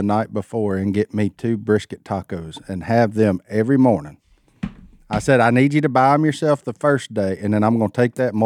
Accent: West Monroe, Louisiana, United States; we're from West Monroe

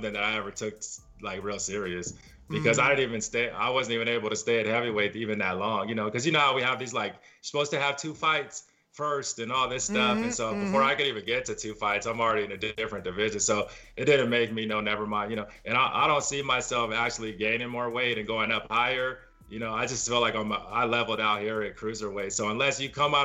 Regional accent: by Oakland and San Francisco, Northern California near the Bay, United States; now in Inland Empire, California, United States; originally, I'm from Northern California near the Bay, by Oakland and Frisco and all

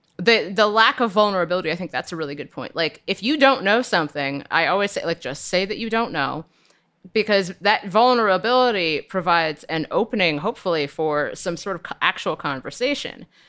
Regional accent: Cincinnati, Ohio, United States; I'm from Cincinnati and we have an ice cream called Grater's Ice Cream

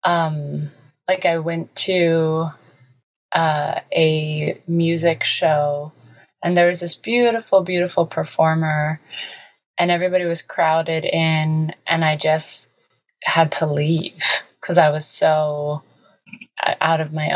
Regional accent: Ohio, United States; now in Los Angeles, United States; someone from the Midwest who grew up with so many different, well, just four seasons

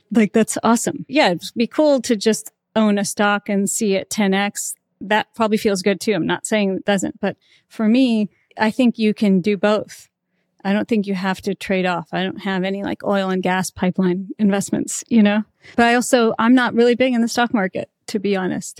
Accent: Alabama, United States; moved away; I came from Alabama

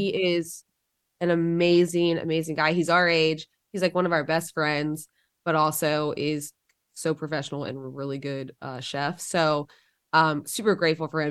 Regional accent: Georgia, United States

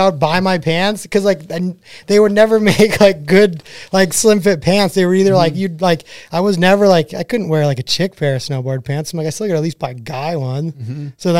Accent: Connecticut, United States; moved away as an adult; So yeah, like I grew up in Connecticut, which I mean pretty much pretty close to where you are

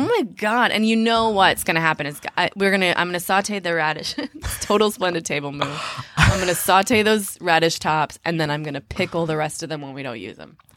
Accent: Minneapolis, Minnesota, United States; I grew up in Minneapolis. We were on public assistance a lot of the time

